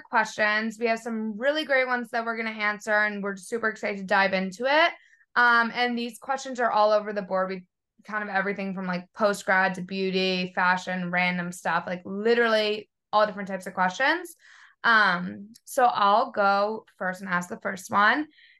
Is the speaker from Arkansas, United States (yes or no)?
no; New Hampshire, United States; also born or lived in Miami, Ohio; now in Boston, United States; I'm from New Hampshire. I live like an hour north of the city.